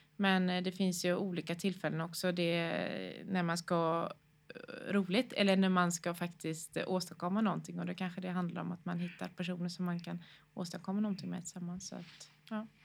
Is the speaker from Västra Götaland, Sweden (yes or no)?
yes; Gothenburg, Västra Götaland, Sweden; bor och utgår från Göteborg, eh, där jag är uppväxt.